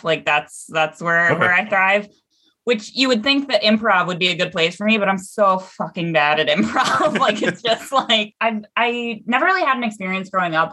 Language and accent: English; Seattle, Washington, United States; now in Chicago, United States; I grew up in Seattle